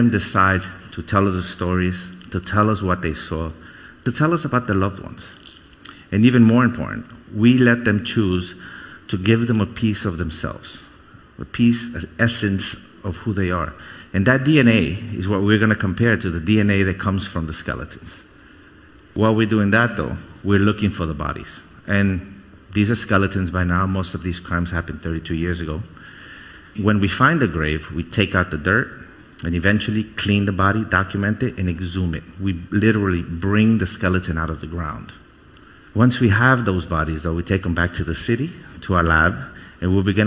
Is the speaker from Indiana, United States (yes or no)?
no; New York City, New York, United States; also born or lived in Guatemala; We left Guatemala, and we came here. So I grew up in New York. I grew up in Brooklyn